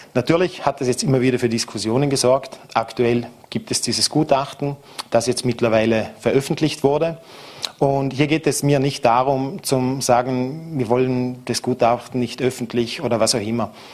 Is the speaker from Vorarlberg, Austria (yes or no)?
yes; Vorarlberg, Austria; hier bei uns in Vorarlberg